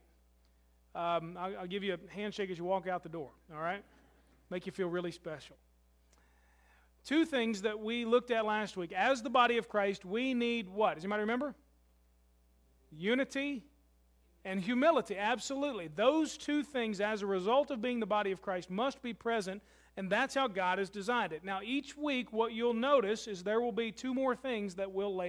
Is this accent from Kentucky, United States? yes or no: yes; Louisville, Kentucky, United States; moved away; my hometown of Louisville is my family